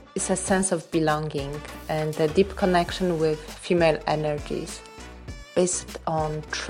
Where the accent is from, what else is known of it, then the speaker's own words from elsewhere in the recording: Poland; moved away as an adult; now in Hamburg, Germany; born and raised in Poland, currently living in Hamburg, Germany, but in the heart a citizen of the world.